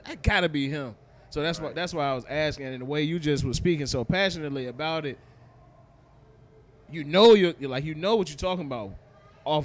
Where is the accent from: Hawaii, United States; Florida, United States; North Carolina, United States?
North Carolina, United States; Charlotte; I'm from Ballantyne